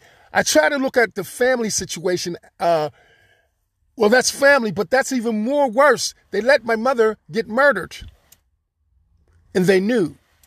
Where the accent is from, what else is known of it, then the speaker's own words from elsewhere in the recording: Florida, United States; No, not really. I'm from Florida. A little bit more different, warmer climate, more pleasant.